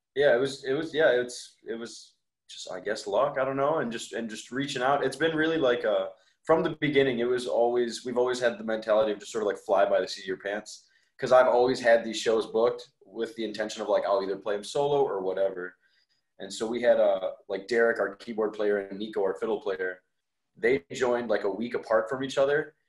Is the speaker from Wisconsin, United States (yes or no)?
yes; Wales, Wisconsin, United States; I grew up in Wales